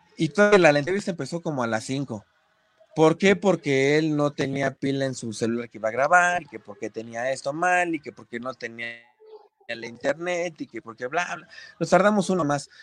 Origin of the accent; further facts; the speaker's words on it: Ecatepec, State of Mexico, Mexico; yo soy del barrio de Catepec, yo vengo de Catepec y, estoy orgullosísimo de mi barrio